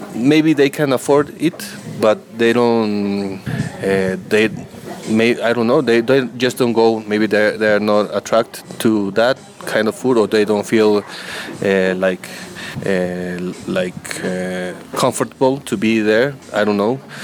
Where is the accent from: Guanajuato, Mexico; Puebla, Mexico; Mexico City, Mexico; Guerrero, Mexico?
Mexico City, Mexico; now in San Cristobal de las Casas, Mexico; I'm from Mexico City. I live here in San Cristobal.